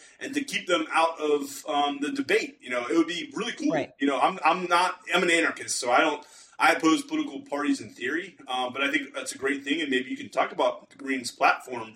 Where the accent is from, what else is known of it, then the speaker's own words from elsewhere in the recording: Pennsylvania, United States; I'm from Pennsylvania